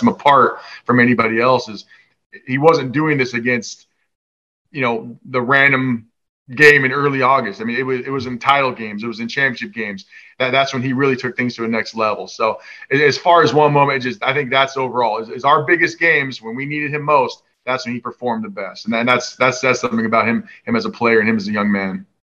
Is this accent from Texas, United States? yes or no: no; Washington, United States; i grew up in Washington